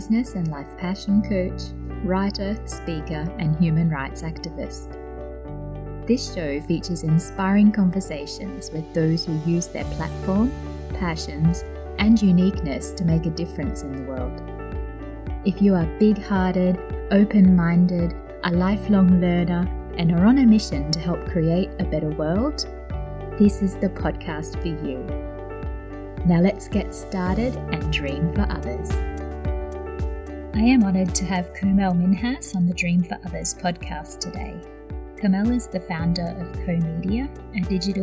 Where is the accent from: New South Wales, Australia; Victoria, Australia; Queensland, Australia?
Queensland, Australia; Yeppoon; my hometown of Yeppoon